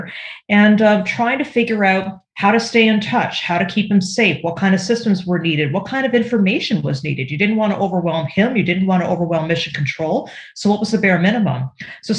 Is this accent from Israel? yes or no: no; Canada; up here in Canada, I'm Canadian